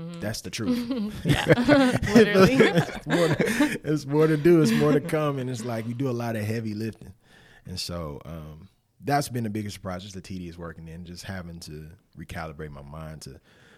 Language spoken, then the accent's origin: English; the South, United States; It's the South, too. So I grew up in the South, so you know hot sauce is like...